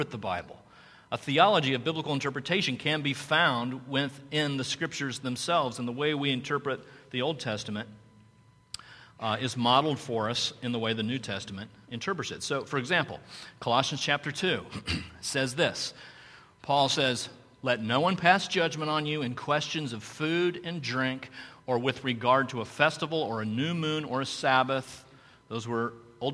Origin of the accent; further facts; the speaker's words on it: Carmel, United States; I'm from Carmel